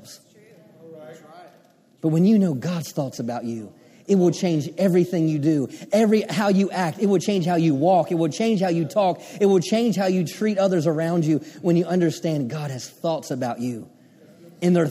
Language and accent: English; Maryland, United States; I grew up on the Chesapeake Bay, grew up on the water in Maryland